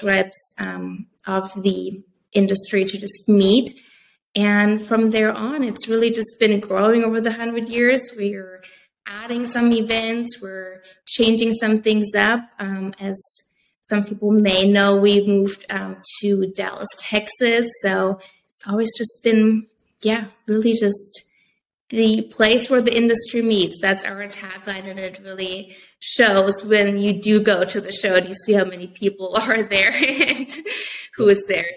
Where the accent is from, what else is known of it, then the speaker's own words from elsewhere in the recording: Germany; moved away as an adult; now in United States; I am originally from Germany. So I did go to a U.S. college.